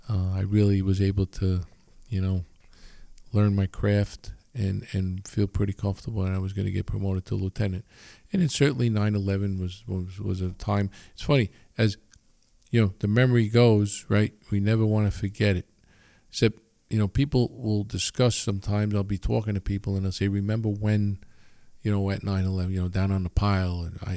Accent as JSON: {"language": "English", "town": "Long Island", "region": "New York", "country": "United States", "tie": "born or raised there", "said": "I was, you know, I grew up in Long Island, right?"}